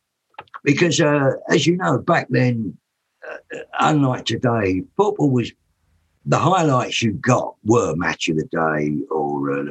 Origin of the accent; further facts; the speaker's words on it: London, United Kingdom; also born or lived in Whittington Hospital, London; I was brought up in Tottenham